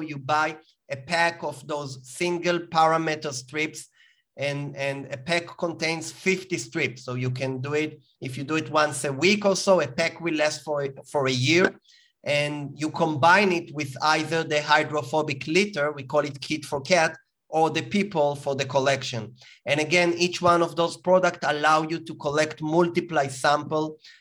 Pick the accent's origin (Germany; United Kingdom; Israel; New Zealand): Israel; as you can hear from my accent, I was born in Israel